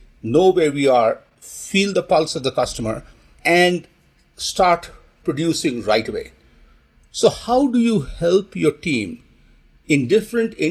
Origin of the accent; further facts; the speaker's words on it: India; Yeah, I grew up in India